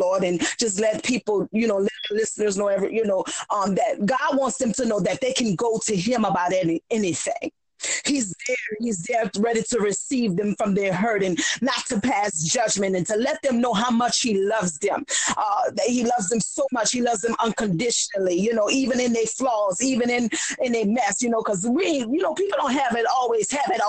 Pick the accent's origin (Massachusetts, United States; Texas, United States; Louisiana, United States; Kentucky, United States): Louisiana, United States; New Orleans; now in Harvey, United States; born and raised in New Orleans